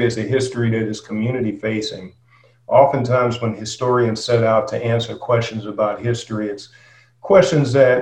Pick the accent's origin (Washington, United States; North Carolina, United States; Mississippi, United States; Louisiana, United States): North Carolina, United States; Durham; moved away; I was born and raised in Durham, North Carolina